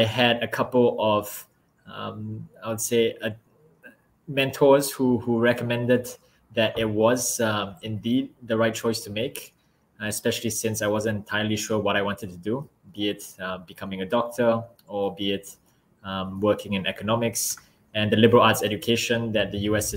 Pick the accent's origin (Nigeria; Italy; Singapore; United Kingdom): Singapore; also born or lived in Philadelphia; as a kid, I grew up in Singapore